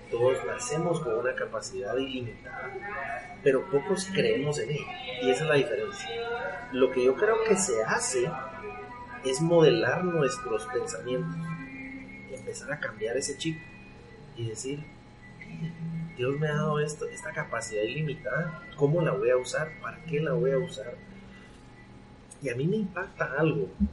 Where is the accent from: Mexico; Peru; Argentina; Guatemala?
Guatemala; yo soy guatemalteco, eh, chapín hecho en Guatemala